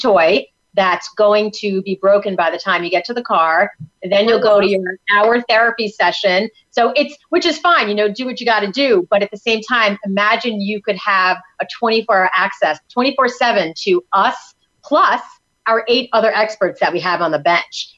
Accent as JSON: {"language": "English", "region": "New York", "country": "United States", "moved": "yes", "lives_now": "Tampa, United States", "said": "I'm from New York"}